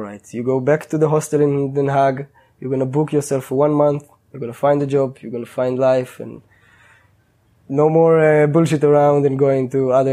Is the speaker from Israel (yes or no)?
yes; Israel; moved away as an adult; I grew up in living in Israel